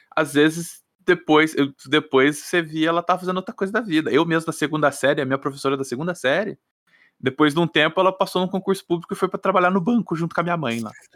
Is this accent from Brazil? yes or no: yes; Brazil; eu sou brasileiro.